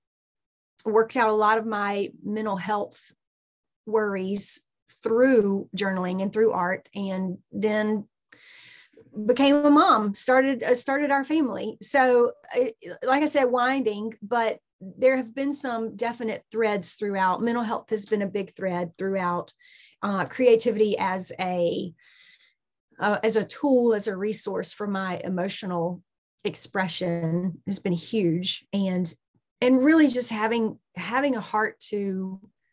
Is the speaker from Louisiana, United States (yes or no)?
no; Southeast Georgia, United States; I am spent most of my life, as you can probably hear in my accent, in Southeast Georgia